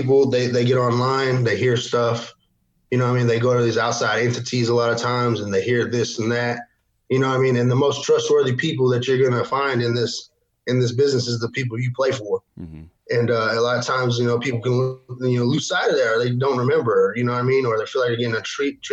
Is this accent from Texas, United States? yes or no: yes; Amarillo, Texas, United States; moved away as an adult; also born or lived in Oklahoma Panhandle; I was from Amarillo mostly